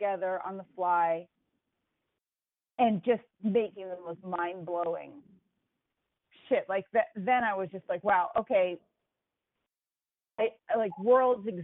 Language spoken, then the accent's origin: English; United States; moved away as an adult; also born or lived in Boston; growing up near New York City